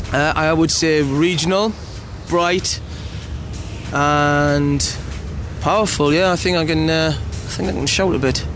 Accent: Newcastle upon Tyne, North East England, United Kingdom; I'm from the People's Independent Republic of Geordieland, or Newcastle upon Tyne

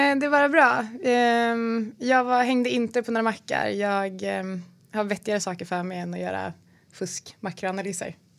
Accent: Falköping, Västra Götaland, Sweden; moved away; also born or lived in Malmö; jag kommer från Falköping utanför Skövde

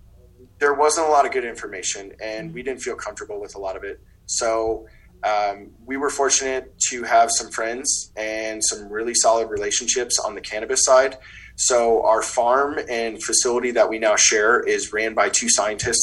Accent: Wisconsin, United States; moved away as an adult; now in Colorado, United States; I'm from the Midwest originally, in Wisconsin.

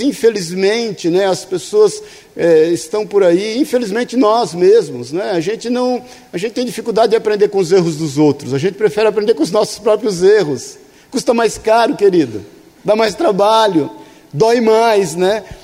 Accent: São Paulo, Brazil; ali no bairro do Limão, onde eu nasci, na Vila Santa Maria

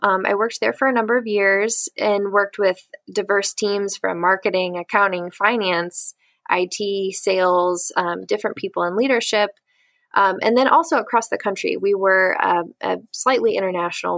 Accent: St. Louis, Missouri, United States; also born or lived in Atchison, Kansas; I am originally from St. Louis, Missouri, and I currently live here with my husband

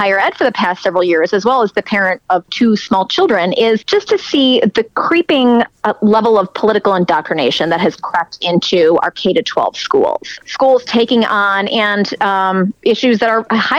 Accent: Chicago, Illinois, United States; moved away; I'm from Chicago originally

